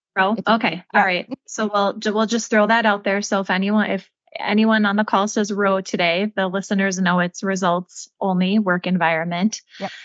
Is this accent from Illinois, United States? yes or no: no; Minneapolis, Minnesota, United States; my hometown of Minneapolis, Minnesota